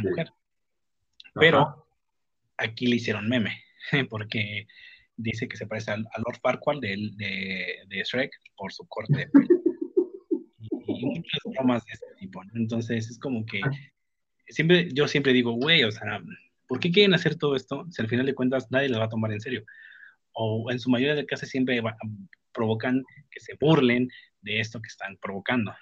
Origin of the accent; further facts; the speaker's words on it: Mexico; also born or lived in Mexico City; en mi país